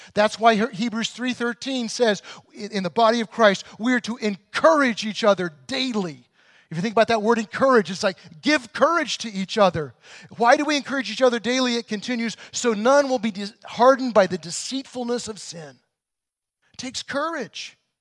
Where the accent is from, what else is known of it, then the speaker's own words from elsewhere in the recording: Illinois, United States; I grew up in Illinois in the, in the really rural areas